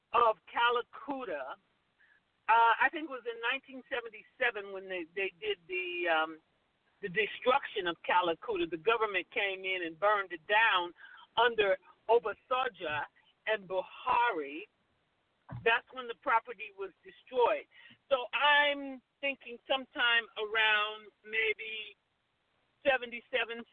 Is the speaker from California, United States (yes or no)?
yes; Los Angeles, California, United States; born or raised there